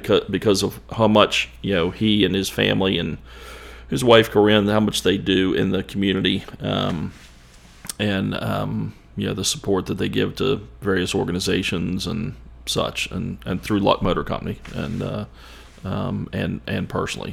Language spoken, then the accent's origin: English; Ashland, United States; growing up in Ashland